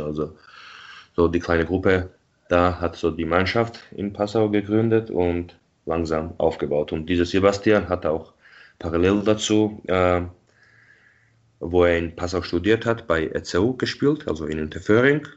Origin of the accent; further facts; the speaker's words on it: Tbilisi, Georgia; now in Munich, Germany; ich bin ja in Tbilisi geboren und aufgewachsen